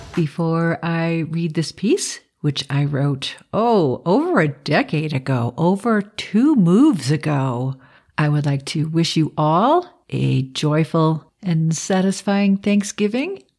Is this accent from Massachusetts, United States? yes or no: yes; Boston, Massachusetts, United States; I'm from Boston